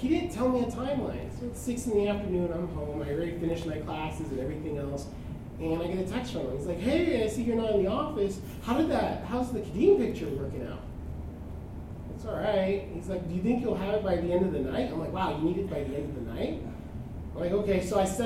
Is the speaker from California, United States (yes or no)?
yes; San Diego, California, United States; moved away; I'm originally from San Diego.